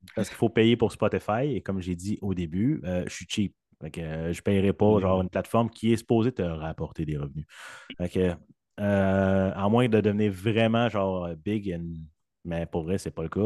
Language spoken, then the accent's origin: French; Saint-Jérôme, Quebec, Canada; moved away as an adult; also born or lived in western Canada; je suis né à Saint-Jérôme